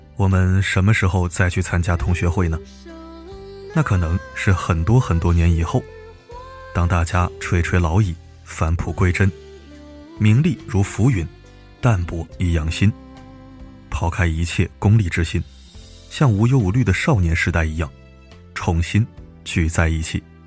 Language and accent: Chinese; northern China, China; 我是北方人，在南方上大学